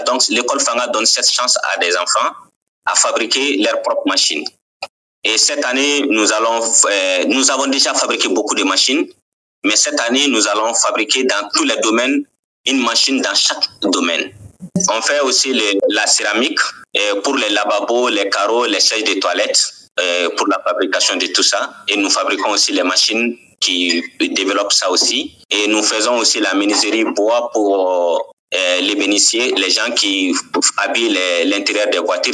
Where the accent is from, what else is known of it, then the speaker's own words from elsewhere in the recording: Ségou Region, Mali; also born or lived in Kayes Region, Mali; je suis né au Mali et grandi au Mali. Je suis né dans la deuxième région du Mali et grandi dans la quatrième région du Mali